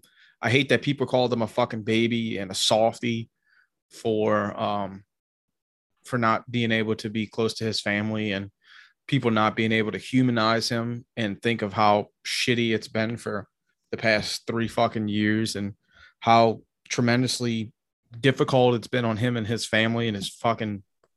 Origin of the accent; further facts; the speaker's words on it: Tennessee, United States; I grew up a lot in Tennessee.